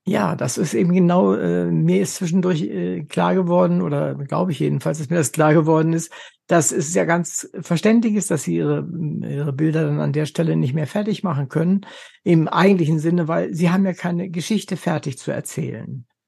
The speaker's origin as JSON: {"language": "German", "town": "Wolfenbüttel", "region": "Lower Saxony", "country": "Germany", "said": "Ich komme aus Wolfenbüttel, also ist nicht so weit weg von Berlin"}